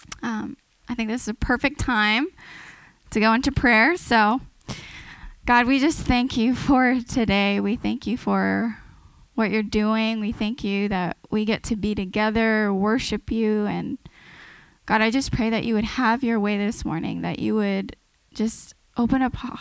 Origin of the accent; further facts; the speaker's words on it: San Diego, California, United States; I'm originally from San Diego.